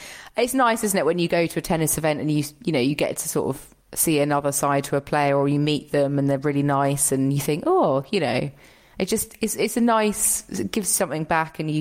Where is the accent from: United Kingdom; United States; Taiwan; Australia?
United Kingdom; I'm British